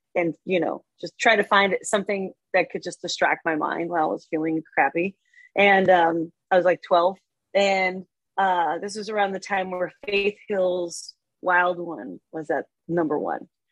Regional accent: Copenhagen, Capital Region of Denmark, Denmark; moved away as an adult; also born or lived in Barcelona, Spain; now in United States; I grew up in Denmark. Um, so my my dad's American, my mom is Danish, and I grew up in Denmark with her

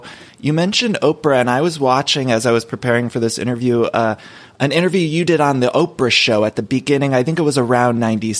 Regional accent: Solon, Ohio, United States; from Solon, Ohio, and this is Everything Iconic with ….

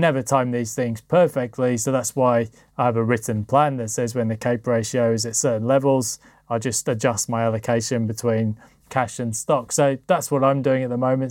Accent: United Kingdom; being a Brit

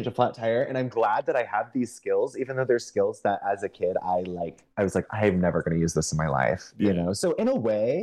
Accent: Missouri, United States; moved away; I'm from Missouri

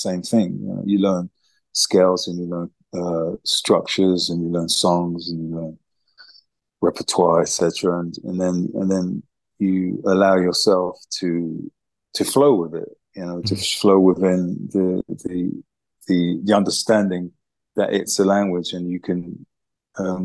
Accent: London, United Kingdom; as a teenager growing up in East London, Hackney, during the 70s

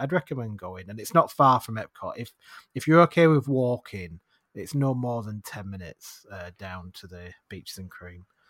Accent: United Kingdom; we're British

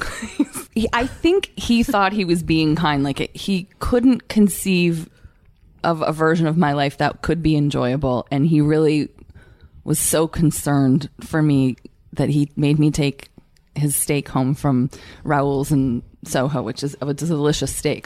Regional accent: Canada; moved away; I'm Canadian

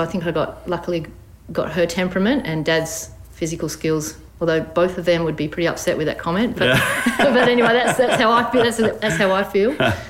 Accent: Bunbury, Western Australia, Australia; also born or lived in Melbourne; I grew up in Bunbury, born and raised.

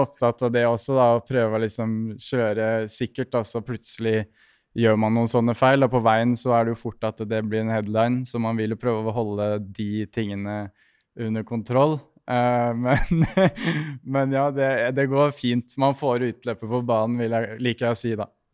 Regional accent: Norway; hjemme i Norge

